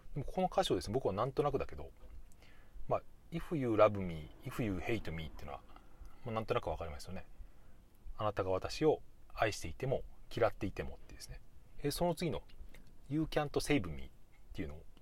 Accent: Japan; 母国母国語じゃない僕みたいなそういう日本人

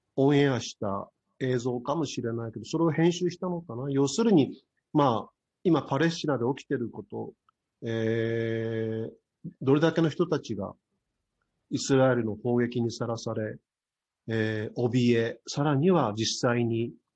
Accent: Japan; 僕たちはこの日本という国に生まれて

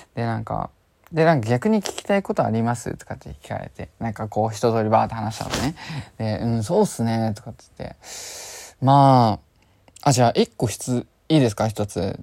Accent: Chiba, Japan; 僕は千葉県出身の

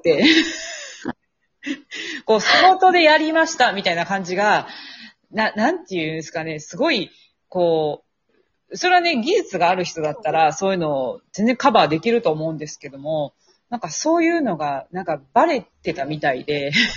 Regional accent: Kansai, Japan; moved away as an adult; now in Tokyo, Japan; 地元が関西なんですけれども、えー、関西の美術系大学を卒業し

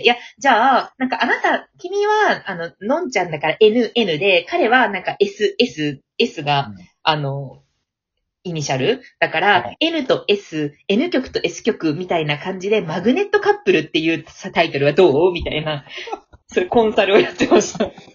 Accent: Fukuoka, Japan; 福岡、福岡出身

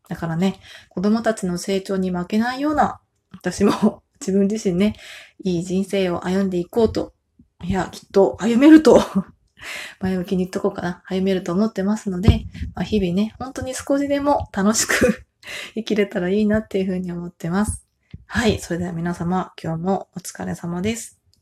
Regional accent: Fukushima, Japan; also born or lived in Tokyo; now in Kyushu, Japan; 私は、まあ実はね、福島出身の人間なので

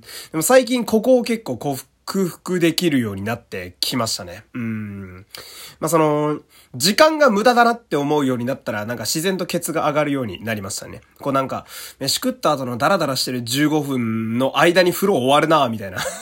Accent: Fukui, Japan; 私の地元の福井県

